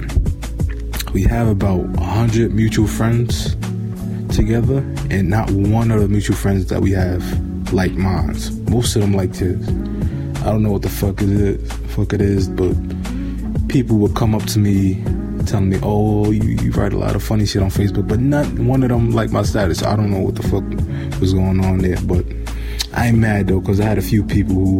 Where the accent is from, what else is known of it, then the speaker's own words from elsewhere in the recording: New York City, New York, United States; I'm from Bed-Stuy, Brooklyn. I grew up on Vernon Ave between Troop and Tompkins.